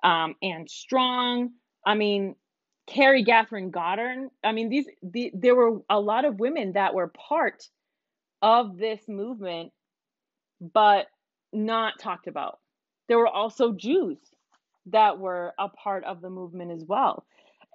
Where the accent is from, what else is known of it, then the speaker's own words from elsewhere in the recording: Puerto Rico; moved away; I'm Puerto Rican. I'm super proud to be Puerto Rican. I love that my parents moved me out there when I was young so that I could appreciate my the culture that I come from